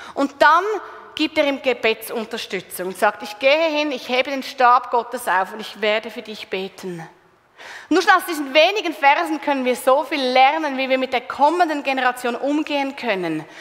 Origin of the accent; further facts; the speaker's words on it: Switzerland; bei uns in der Schweiz